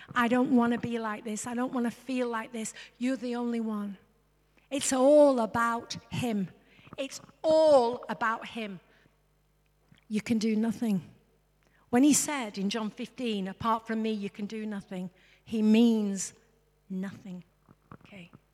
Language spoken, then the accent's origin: English; England, United Kingdom; I'm English.